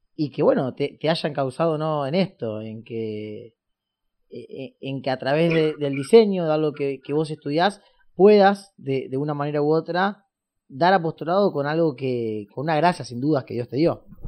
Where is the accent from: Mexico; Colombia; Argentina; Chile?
Argentina; acá en, en, Argentina le decimos la primaria y la secundaria